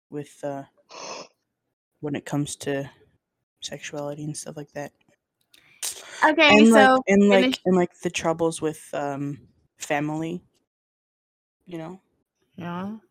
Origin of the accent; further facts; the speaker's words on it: Lebanon; born there; You're born in Lebanon. Yep, I was born in Lebanon.